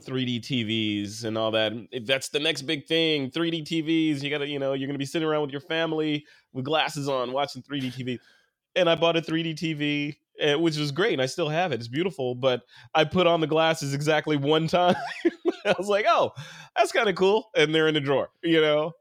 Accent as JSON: {"language": "English", "town": "Chicago", "region": "Illinois", "country": "United States", "said": "I'm from Chicago"}